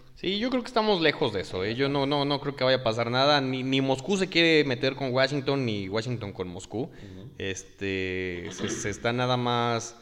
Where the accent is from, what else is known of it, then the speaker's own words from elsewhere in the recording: Mexico; nosotros, como mexicanos o como latinoamericanos